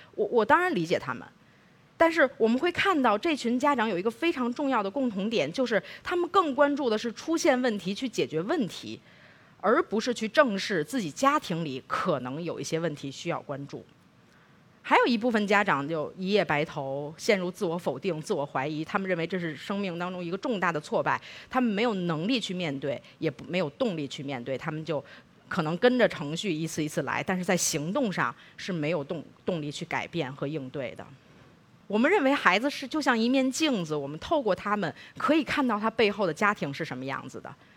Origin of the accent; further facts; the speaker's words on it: Beijing, China; 我是北京长大的